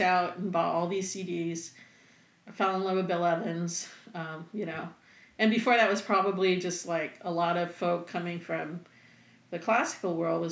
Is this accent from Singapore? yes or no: yes; Singapore; moved away; I am originally from Singapore